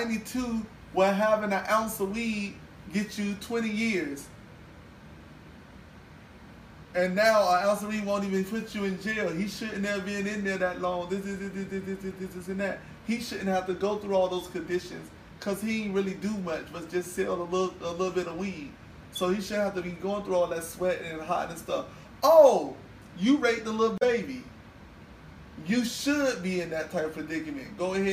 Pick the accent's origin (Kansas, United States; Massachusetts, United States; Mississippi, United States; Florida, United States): Florida, United States; Miami; Yeah, but I'm from Miami.